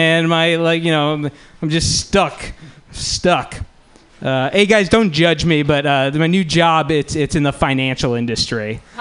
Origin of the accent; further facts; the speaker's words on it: Palo Alto, California, United States; I'm from Palo Alto